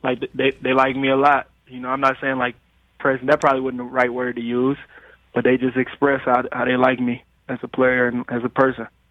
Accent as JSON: {"language": "English", "town": "Detroit", "region": "Michigan", "country": "United States", "tie": "born or raised there", "said": "I was growing up in Detroit, and we didn't have everything that, that we needed"}